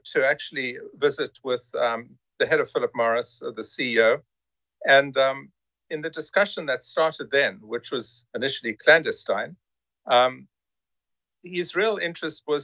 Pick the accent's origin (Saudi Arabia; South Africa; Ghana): South Africa; moved away as an adult; also born or lived in United States; I'm originally from South Africa, still proudly South African, and also a US citizen